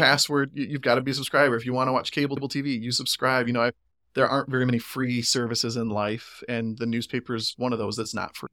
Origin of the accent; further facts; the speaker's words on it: Greenville, Michigan, United States; grew up nearby in Oakfield Township, out on my parents' farm there on Lincoln Lake Road